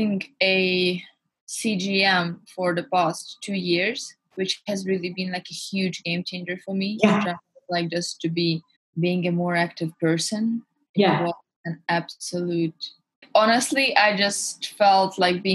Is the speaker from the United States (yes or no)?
no; Hungary; now in London, United Kingdom; I was born and raised in Hungary, but my parents are Russian